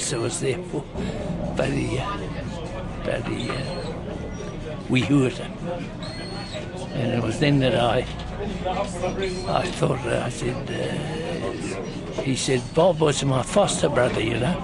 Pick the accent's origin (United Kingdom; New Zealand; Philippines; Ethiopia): New Zealand; I was brought up in Hawichi